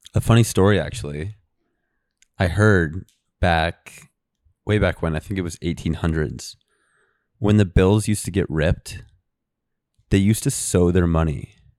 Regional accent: Colorado, United States; now in New York, United States; I'm from Colorado originally. I'm born and raised there. I now live in New York here in the Big Apple

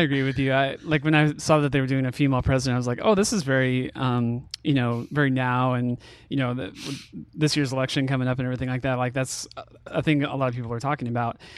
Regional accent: California, United States; moved away; I grew up in California

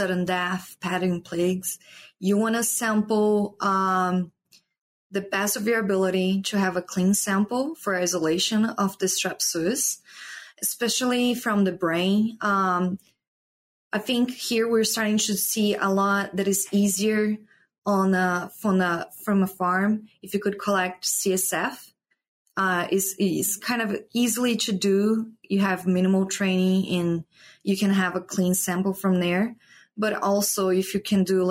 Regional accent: Brazil; moved away as an adult; also born or lived in Paraná; now in Iowa, United States; I'm from Brazil.

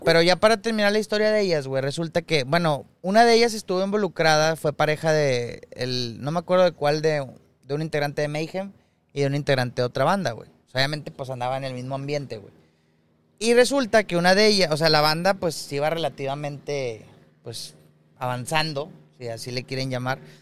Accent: Monterrey, Nuevo León, Mexico; uno como regio

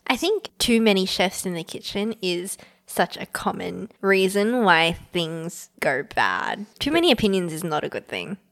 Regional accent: Australia; I was born in Australia

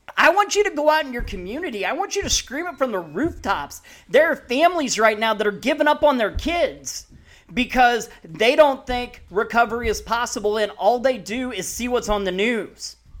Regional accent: Peoria, Illinois, United States; moved away; also born or lived in Missouri; I grew up ear, early childhood in Peoria

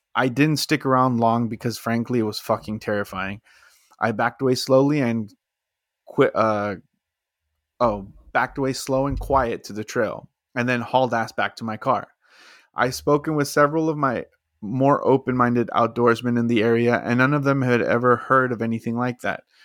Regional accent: Texas, United States; I'm from Texas

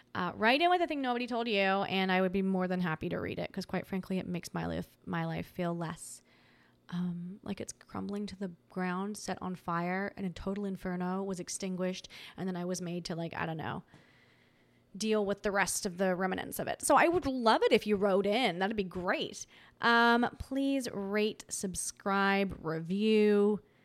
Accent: Tasmania, Australia; I'm from Tasmania. And Tasmanians are very Tasmanians are very nice

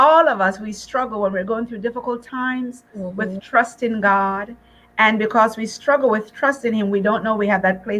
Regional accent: Jamaica; moved away; when I first came from Jamaica many years ago and I was in school, people would follow me everywhere so they could hear my accent.

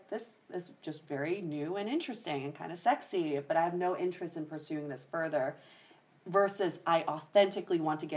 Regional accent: United States; also born or lived in Michigan / Colorado; I grew up in Michigan, Colorado, where I was surrounded by white people

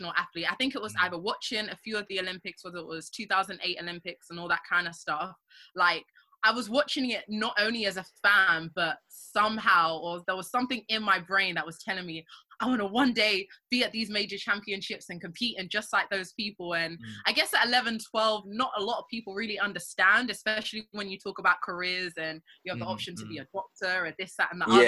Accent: London, United Kingdom; I grew up in North London

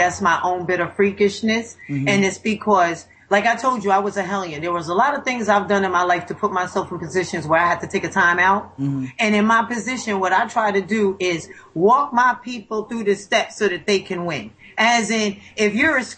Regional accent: Elmsford, New York, United States; I grew up in Elmsford, New York, 10523

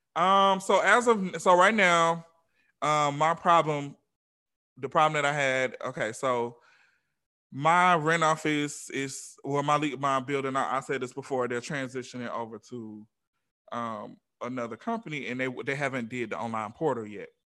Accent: Atlanta, Georgia, United States; now in Los Angeles, United States; I'm from Atlanta

